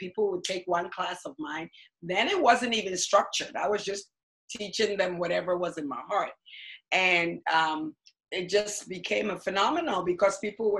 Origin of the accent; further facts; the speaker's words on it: Ghana; now in United States; I grew up in Ghana, West Africa.